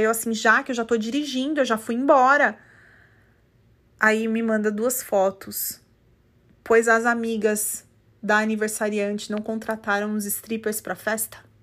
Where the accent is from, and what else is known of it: Brazil; now in United States